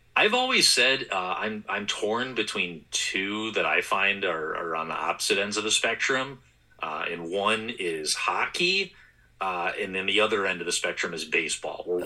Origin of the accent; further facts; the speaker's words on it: Wisconsin, United States; now in St. Paul, United States; I'm from Wisconsin